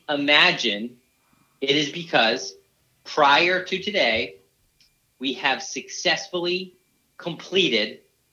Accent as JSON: {"language": "English", "town": "Brooklyn", "region": "New York", "country": "United States", "said": "I'm from Brooklyn."}